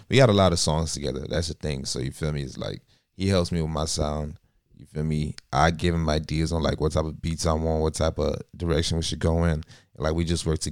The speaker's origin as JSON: {"language": "English", "country": "Nigeria", "tie": "born or raised there", "also_born_or_lived": "Miami, United States", "moved": "yes", "said": "I was born in like Miami, but like I grew up in Nigeria too at the same time"}